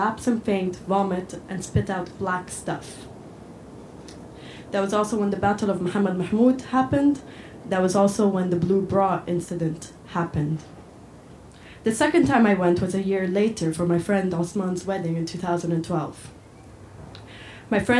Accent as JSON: {"language": "English", "town": "Cairo", "region": "Cairo Governorate", "country": "Egypt", "also_born_or_lived": "Edinburgh", "moved": "as an adult", "lives_now": "Scotland, United Kingdom", "said": "I'm from Cairo, but I'm based here in Scotland"}